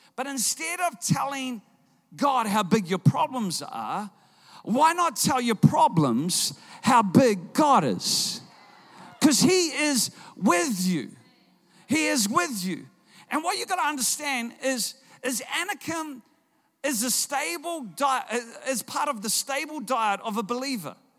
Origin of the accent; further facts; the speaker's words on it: Auckland, New Zealand; I'm from Auckland